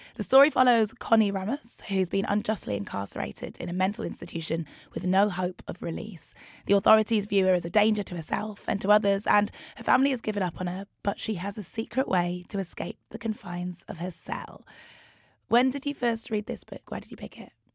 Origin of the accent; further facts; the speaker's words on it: Newcastle, North East England, United Kingdom; I'm half Nigerian, half. Um, my family were in Newcastle